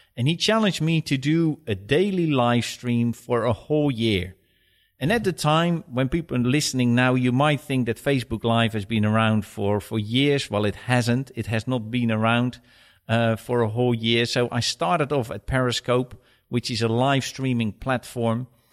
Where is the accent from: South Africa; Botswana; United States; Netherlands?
Netherlands; moved away as an adult; now in United Kingdom; I am originally from Holland, and I moved here in two thousand eight to head up the U K division for a Swedish company.